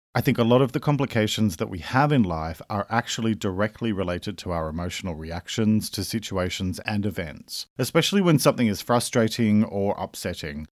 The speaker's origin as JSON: {"language": "English", "country": "Australia", "said": "I'm an Australian writer and speaker"}